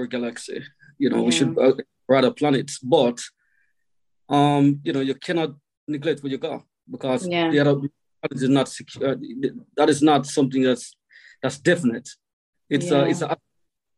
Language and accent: English; Kingston, Jamaica; moved away as an adult; also born or lived in St. Thomas, Jamaica; now in Wales, United Kingdom; So I'm from Jamaica, as you know. So I was born in Kingston in a small district called Papin, Kentire. Grew up around a lot of musical people.